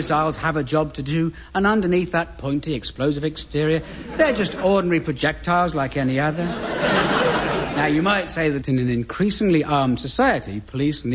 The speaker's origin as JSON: {"language": "English", "town": "Aldershot", "region": "South East England", "country": "United Kingdom", "tie": "born or raised there", "said": "I grew up in the Aldershot area"}